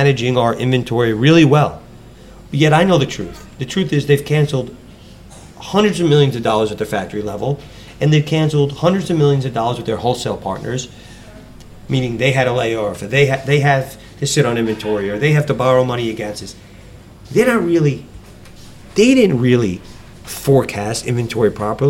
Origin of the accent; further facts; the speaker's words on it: New York, United States; I grew up in New York, so I've been a New Yorker my whole life.